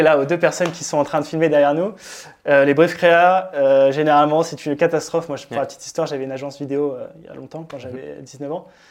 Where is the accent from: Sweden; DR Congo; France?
France; moved away as an adult; also born or lived in Berlin; je suis français